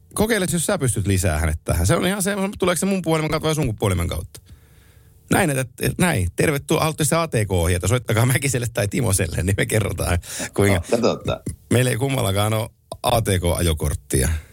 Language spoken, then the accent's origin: Finnish; Oulu, North Ostrobothnia, Finland; mä oon Oulusta kotosi